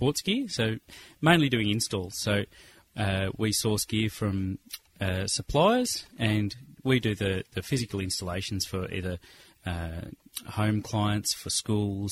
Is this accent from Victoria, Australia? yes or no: yes; Melbourne, Victoria, Australia; I grew up in Melbourne, leafy suburbs of Camberwell, where we're actually sitting today